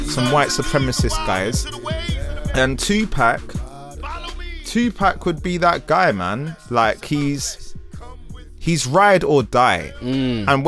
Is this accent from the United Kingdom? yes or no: yes; London, United Kingdom; growing up in Peckham.